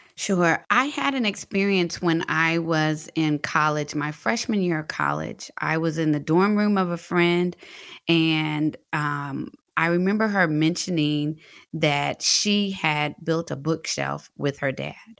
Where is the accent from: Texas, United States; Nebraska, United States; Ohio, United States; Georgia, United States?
Texas, United States; Fort Worth; moved away as an adult; also born or lived in Atlanta; I'm from Fort Worth, Texas